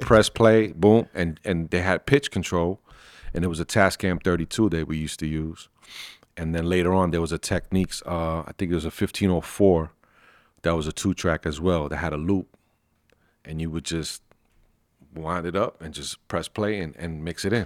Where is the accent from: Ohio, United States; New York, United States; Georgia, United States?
New York, United States; New York City; now in New Jersey, United States; I'm from Brooklyn, from Sunset Park.